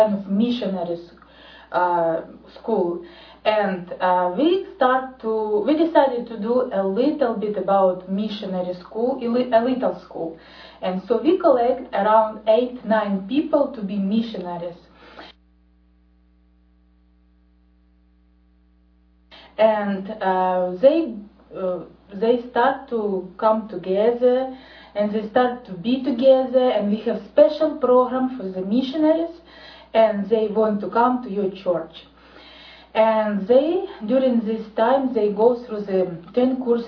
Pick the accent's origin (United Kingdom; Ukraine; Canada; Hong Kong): Ukraine; I'm from Ukraine.